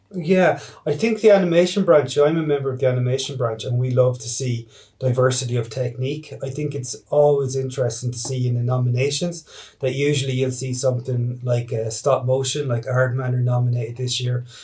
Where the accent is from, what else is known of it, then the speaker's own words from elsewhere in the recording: Ireland; we're Irish filmmakers making an Irish film representing Irish themes